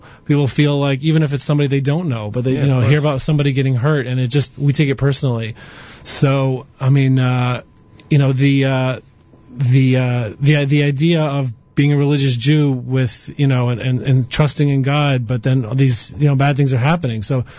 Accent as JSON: {"language": "English", "region": "the South", "country": "United States", "accent": "Southern", "lives_now": "New York, United States", "said": "And not a single person said anything about my accent. Now, you know, a Southern accent in New York stands out"}